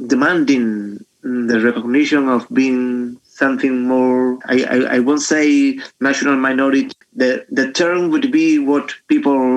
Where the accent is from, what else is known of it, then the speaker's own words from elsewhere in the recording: Lebrija, Andalusia, Spain; English is a second language; also born or lived in Jerez; I'm a Gitano person because I'm recognized as a Gitano in Lebrija and Jerez.